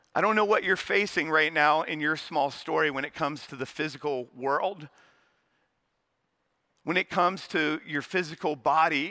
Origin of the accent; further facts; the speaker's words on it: Charlotte, North Carolina, United States; also born or lived in West Point; I'm from Charlotte